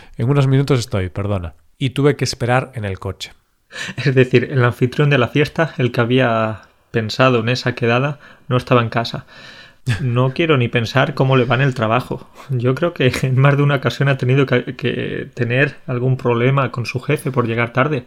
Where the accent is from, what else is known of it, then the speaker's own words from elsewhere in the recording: Spain; moved away as an adult; now in Poland; si sigo siendo español, si sigo teniendo hábitos españoles